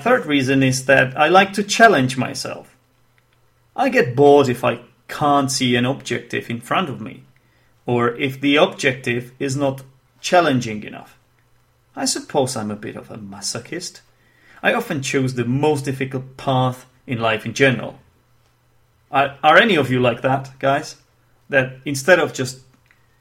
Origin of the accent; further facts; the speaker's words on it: Czechia; first language Czech; English is a second language; my native tongue, actually, which is Czech, because I'm from the Czech Republic, or Czechia, if you will